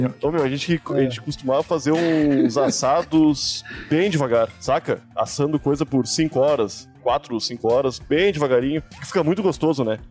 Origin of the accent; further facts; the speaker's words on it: Porto Alegre, Rio Grande do Sul, Brazil; moved away; also born or lived in São Paulo; sou gaúcho de Porto Alegre